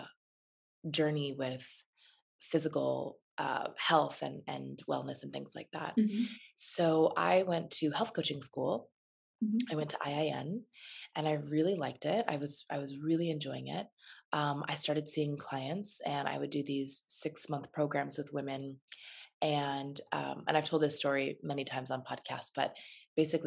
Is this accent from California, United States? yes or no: yes; Phelan, California, United States; also born or lived in Los Angeles, California; I grew up in a little tiny town in the desert called Phelan.